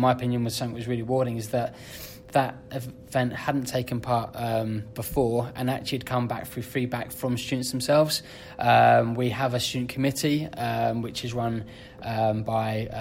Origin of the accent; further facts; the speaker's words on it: Bedford, East of England, United Kingdom; moved away as an adult; I was born and bred in Bedford. I grew up watching professional rugby at Bedford